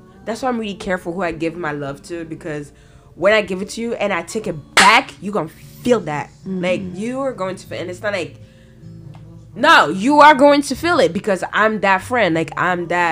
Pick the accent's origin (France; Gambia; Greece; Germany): France; moved away; I was born in France